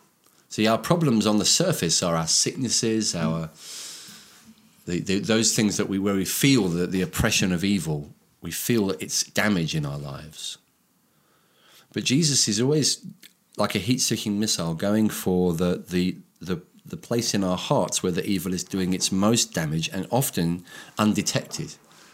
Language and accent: English; India; I grew up in India.